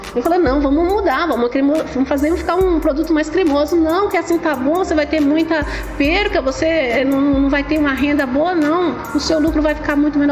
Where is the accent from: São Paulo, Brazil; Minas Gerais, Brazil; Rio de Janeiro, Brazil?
São Paulo, Brazil; also born or lived in Casa Nova, Bahia; Eu vim aqui para São Paulo, eu tinha em média 7 anos de idade. Eu sou nascida na Bahia, minha cidade é Casa Nova, Bahia